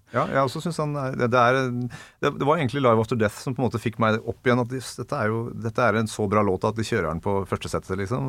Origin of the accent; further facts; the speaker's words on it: Ringerike, Buskerud, Norway; Vegård skole i hjembygda mi, Åsa innerst i Steinsfjorden eh, på Ringerike